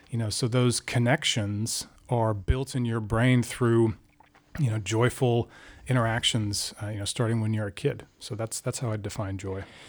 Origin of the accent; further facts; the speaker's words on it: Alaska, United States; moved away as an adult; also born or lived in Washington, D.C.; I grew up in Alaska.